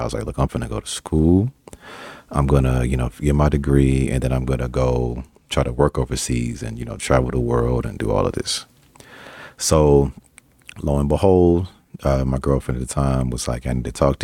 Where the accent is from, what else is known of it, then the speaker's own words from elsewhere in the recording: Arkansas, United States; now in Colorado, United States; I'm from Arkansas and I live in Colorado